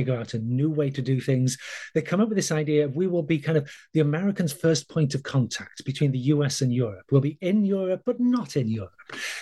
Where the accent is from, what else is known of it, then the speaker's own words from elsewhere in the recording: United Kingdom; I grew up in Britain